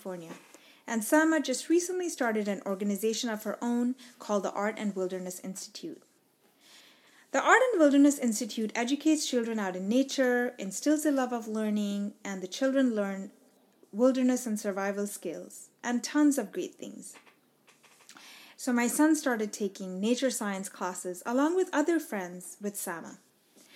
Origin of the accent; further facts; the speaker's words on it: Dubai, United Arab Emirates; moved away as an adult; now in United States; I was born and raised in Dubai